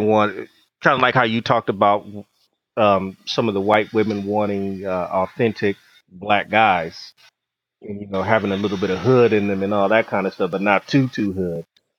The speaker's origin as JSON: {"language": "English", "town": "Altadena", "region": "California", "country": "United States", "tie": "born or raised there", "said": "I'm from Altadena"}